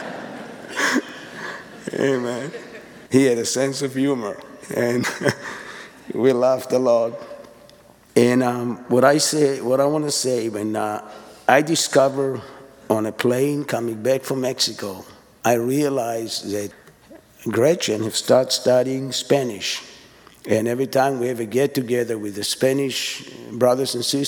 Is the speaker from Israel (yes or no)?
yes; Israel; English is a second language; now in East Texas, United States; I'm the other family from Israel